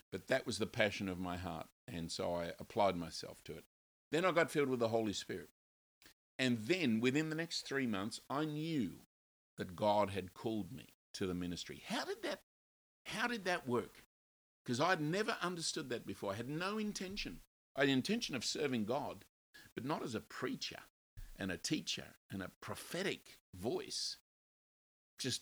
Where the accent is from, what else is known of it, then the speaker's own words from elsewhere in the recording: Australia; I grew up in Australia